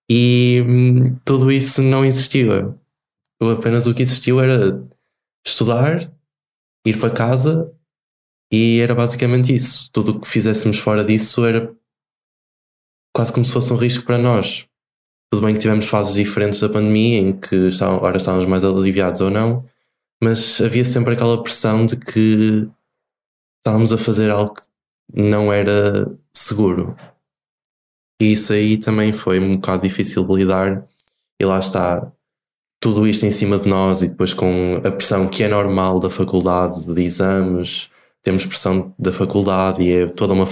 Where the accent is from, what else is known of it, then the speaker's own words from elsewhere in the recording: Barcelos, Norte, Portugal; eu sou de Barcelos, que é Nesse sentido, sou quase vizinho da Maria. Viemos os dois aqui do Norte.